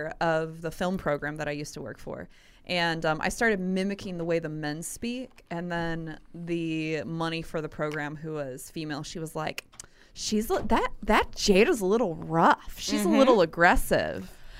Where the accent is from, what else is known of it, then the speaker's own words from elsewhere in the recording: Granite City, Illinois, United States; I'm from Granite City.